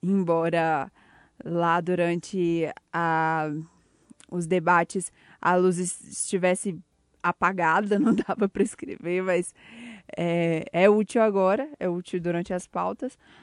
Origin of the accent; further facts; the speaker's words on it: Ouro Preto, Minas Gerais, Brazil; eu sou de Ouro Preto, trabalho na Rádio Tatiaia de Ouro Preto